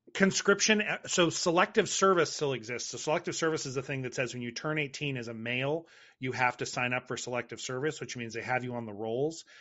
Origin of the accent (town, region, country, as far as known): United States